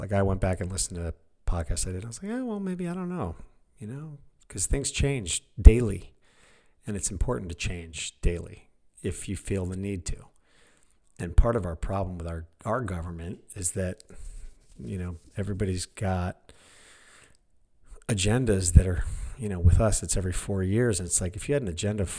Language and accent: English; United States; as an American